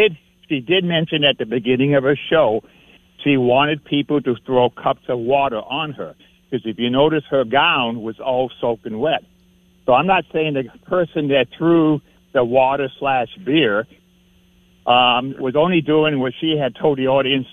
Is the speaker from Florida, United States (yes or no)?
no; Boston, Massachusetts, United States; accent: Boston; that's my Boston accent.